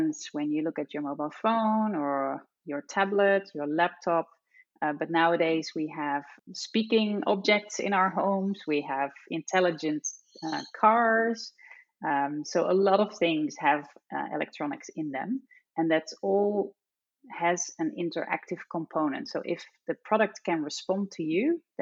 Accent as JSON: {"language": "English", "country": "Netherlands", "accent": "Dutch", "said": "I'm Dutch, as you probably can tell from my accent"}